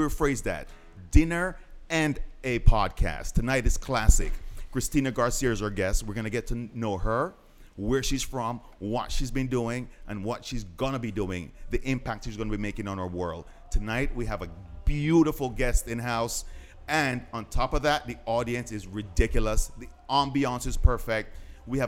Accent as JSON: {"language": "English", "country": "Jamaica", "said": "I'm Jamaican"}